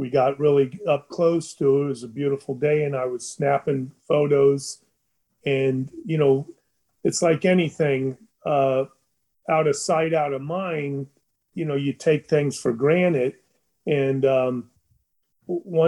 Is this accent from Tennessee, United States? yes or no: no; Florida Keys, United States; also born or lived in Chicago, Illinois; I've lived in the Keys all my life. Since I was two weeks old, my mother brought, I was born in Chicago, and I was brought here when I was 2 weeks old in 1959